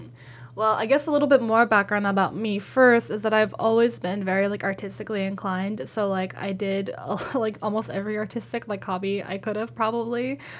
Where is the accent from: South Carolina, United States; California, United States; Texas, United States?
California, United States; Burbank; So basically, I grew up in Burbank.